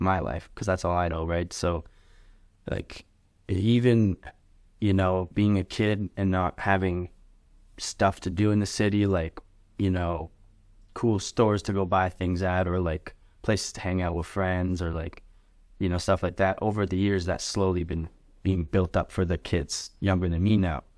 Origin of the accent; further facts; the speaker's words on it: Lethbridge, Alberta, Canada; I'm Canadian, born and raised West Bridge, Alberta.